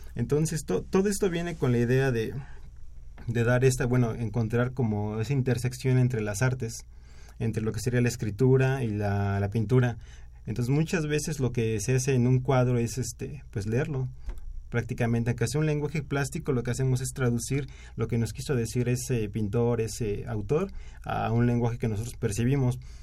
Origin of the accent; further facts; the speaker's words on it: State of Mexico, Mexico; Soy de, de en el Estado de México.